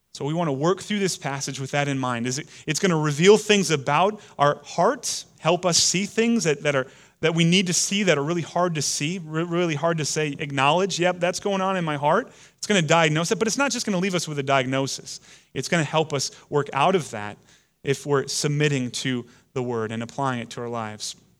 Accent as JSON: {"language": "English", "country": "United States", "said": "we Americans have historically been against the, the reign and rule of, of kings and queens over us, it's kind of part of our D N"}